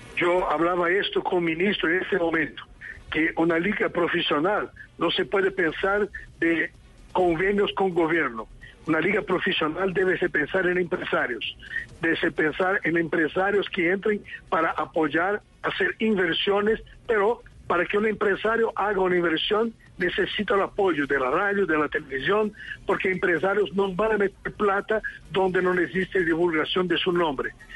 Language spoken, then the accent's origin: Spanish; São Paulo, Brazil; Spanish is a second language; now in Lima, Peru; yo soy de Sao Paulo, sí, pero retorno a Lima porque estoy como entrenador de un club en, ah, Lima